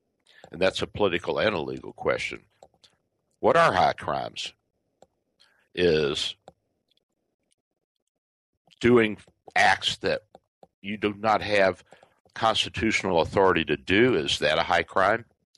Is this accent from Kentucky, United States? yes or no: yes; Kentucky, United States; also born or lived in Louisville; now in Tampa Bay, United States; my home state of Kentucky.